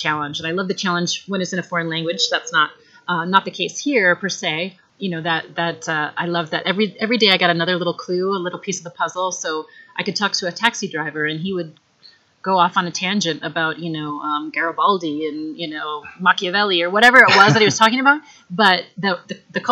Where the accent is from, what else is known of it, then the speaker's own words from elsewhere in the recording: Minnesota, United States; moved away as an adult; I'm originally from Minnesota, the great state of Minnesota, and I grew up, went to school there through high school.